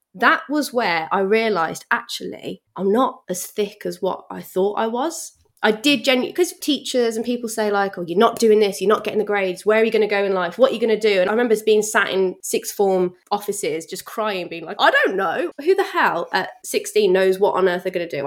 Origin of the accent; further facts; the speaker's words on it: Bromsgrove, West Midlands, United Kingdom; accent: Brummie; also born or lived in Redditch / Birmingham; I always class myself as a Brummie, but really I grew up in a place called Bromsgrove, which is in Worcestershire